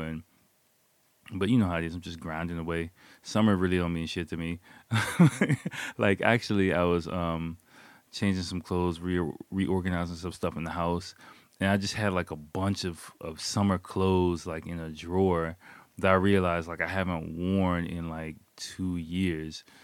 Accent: United States; now in Japan; I'm American

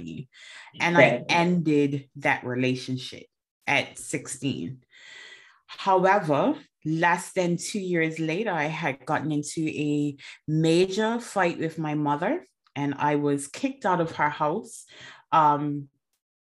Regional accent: Bermuda; now in England; I'm originally from Bermuda, and I am currently in England

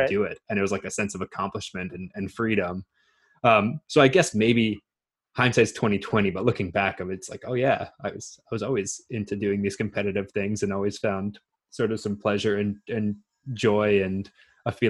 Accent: Brandon, Manitoba, Canada; now in British Columbia, Canada; I was born in Brandon, Manitoba

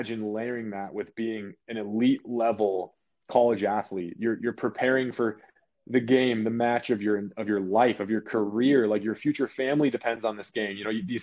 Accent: Southern California, United States; moved away as an adult; also born or lived in Utah; I grew up in California, just, you know, normal like Southern California

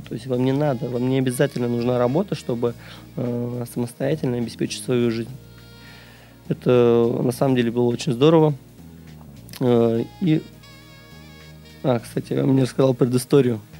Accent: Ufa, Bashkortostan, Russia; moved away as an adult; also born or lived in Kazan; now in Saint Petersburg, Russia; сам я родом не из Санкт-Петербурга, я сюда приехал из Уфы. То есть родился и вырос я там

